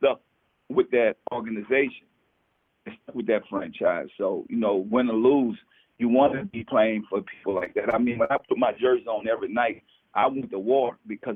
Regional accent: New Orleans, Louisiana, United States; I'm from New Orleans

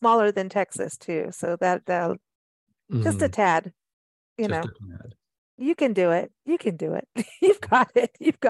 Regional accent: South Africa; also born or lived in Kenya / England; I mean, I grew up in South Africa and Kenya and England.

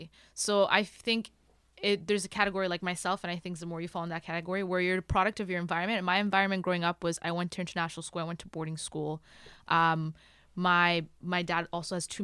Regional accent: Burundi; also born or lived in Kenya; now in Canada; I was Burundian. Okay, I grew up in Burundi, even though I went to boarding school, and I went to boarding school in Kenya

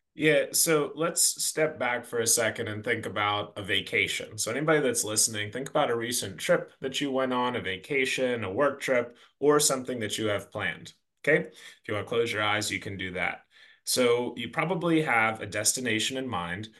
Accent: Pittsburgh, Pennsylvania, United States; moved away as an adult; also born or lived in Washington, D.C.; I'm from the Pittsburgh area, grew up on a farm

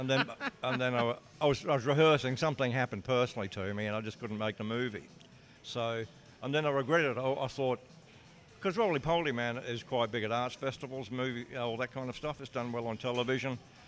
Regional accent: New South Wales, Australia; I'm in South Wales, and that's pretty ironic, because back home I come from New South Wales

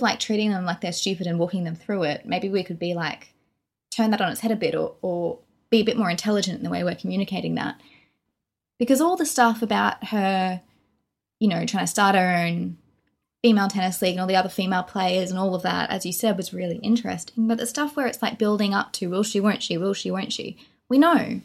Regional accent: Australia; we're from Australia.

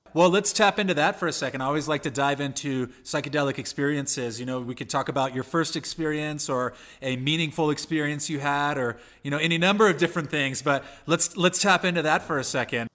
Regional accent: San Diego, California, United States; I'm from California and San Diego specifically

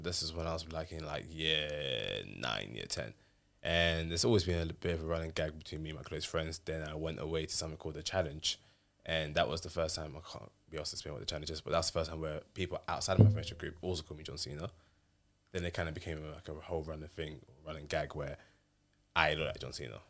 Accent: London, United Kingdom; also born or lived in Nottingham / Crystal Palace / Thamesmead / Croydon; I was born and raised in Brixton, lived in Crystal Palace, in Thamesmead, now I'm in Croydon.

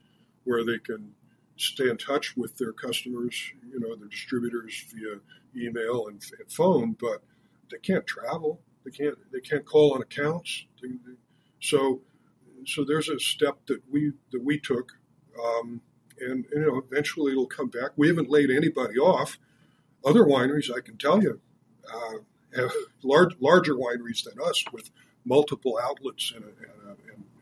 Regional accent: Seattle, Washington, United States; moved away; I was born in Seattle

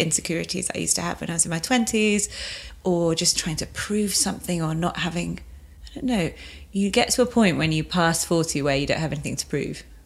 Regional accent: England, United Kingdom

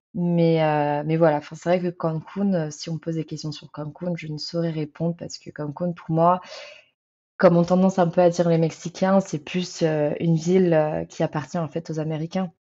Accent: France; je viens de France

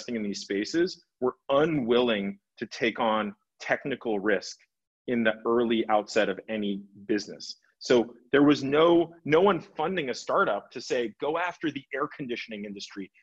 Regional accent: Los Angeles, California, United States; I grew up in Los Angeles

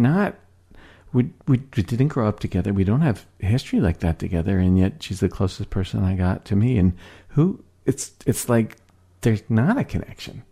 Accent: Philadelphia, Pennsylvania, United States; now in Seattle, United States; I'm from Philadelphia, right? I got here almost on a whim

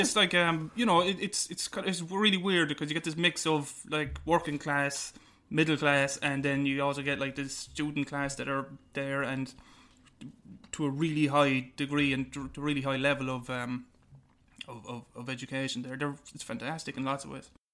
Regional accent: Limerick, Munster, Ireland; I told him I was from Limerick

